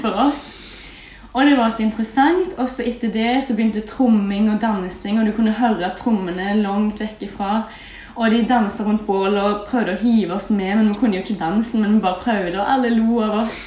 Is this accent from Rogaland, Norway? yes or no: yes; a small village in Rogaland, Norway; jeg bare kommer fra ei lita bygd i Rogaland